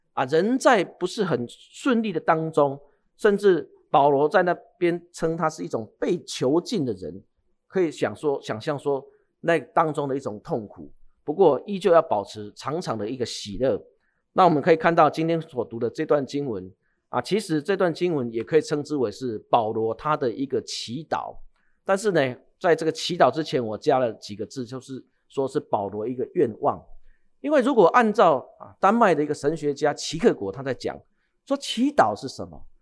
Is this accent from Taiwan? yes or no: yes; Changhua County, Taiwan; 我是在彰化长大的